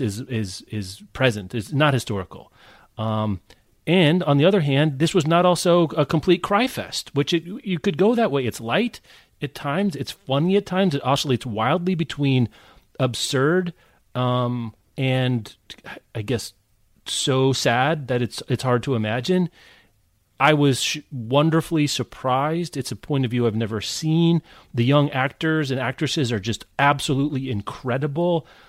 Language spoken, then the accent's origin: English; Lawrence, Kansas, United States; I grew up in Lawrence, Kansas